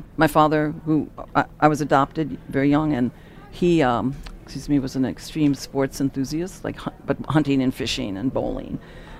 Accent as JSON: {"language": "English", "town": "Rochester", "region": "New York", "country": "United States", "tie": "born or raised there", "said": "when I was growing up in Rochester."}